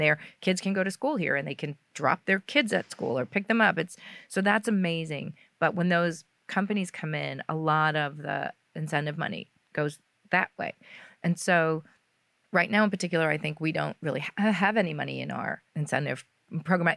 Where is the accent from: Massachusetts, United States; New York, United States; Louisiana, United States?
New York, United States; I grew up in New York